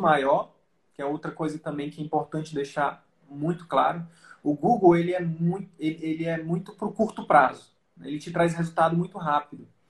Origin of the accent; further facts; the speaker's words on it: Piauí, Brazil; moved away; eu sempre sonhei em fazer medicina e voltar pra, pro meu interior lá do Piauí